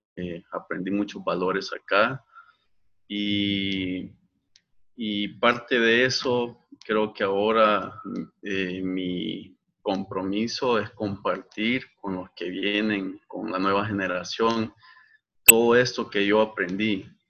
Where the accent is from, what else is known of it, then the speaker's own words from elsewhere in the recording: Ahuachapán, El Salvador; also born or lived in San Salvador / Santa Ana; Yo realmente soy nacido en San Salvador, viví en Aguachapán por muchos años y en el 2005 nos movimos a Santa Ana.